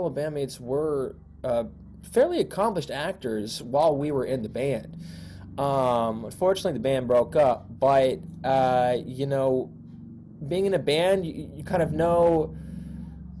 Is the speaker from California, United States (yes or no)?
no; New York City, New York, United States; moved away as an adult; now in Los Angeles, United States; I was born and raised in Queens, and I came out to college here